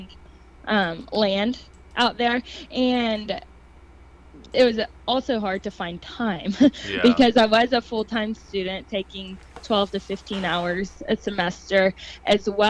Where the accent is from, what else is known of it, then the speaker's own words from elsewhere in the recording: Cleveland, Texas, United States; also born or lived in Fort Worth area; now in Burleson, United States; I'm from the Fort Worth area. I'm 30 minutes south of Fort Worth. I grew up in Cleveland, and now I live in Burleson